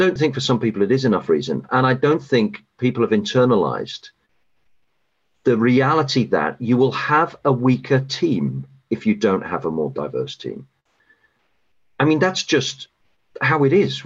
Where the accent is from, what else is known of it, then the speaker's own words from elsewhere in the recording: United Kingdom; moved away as an adult; now in United States; I'm a Brit and I grew up in the UK